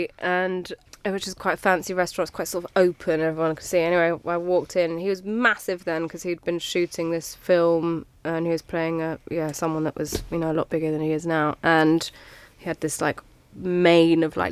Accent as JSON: {"language": "English", "region": "England", "country": "United Kingdom", "said": "I'm English"}